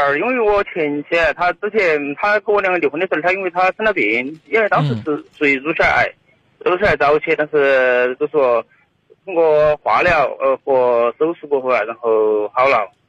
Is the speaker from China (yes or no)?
yes; Chongqing, China; accent: Chongqing dialect; 我都我都不说普通话，我说重庆话，说普通话啷个口啊。